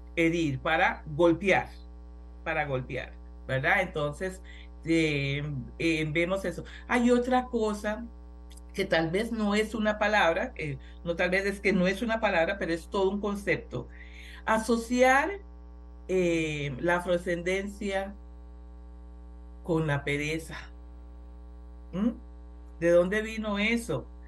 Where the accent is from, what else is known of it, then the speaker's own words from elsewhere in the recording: Costa Rica; En Costa Rica somos la Suiza centroamericana